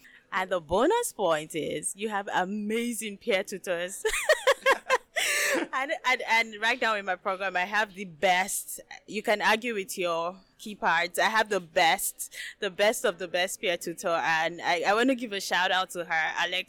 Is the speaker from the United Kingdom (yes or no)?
no; Nigeria; moved away as an adult; now in Canada; I'm from Nigeria.